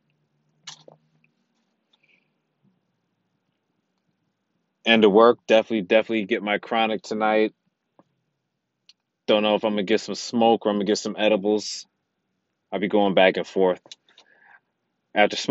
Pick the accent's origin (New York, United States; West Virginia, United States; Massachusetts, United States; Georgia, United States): New York, United States; New York City; I'm a New Yorker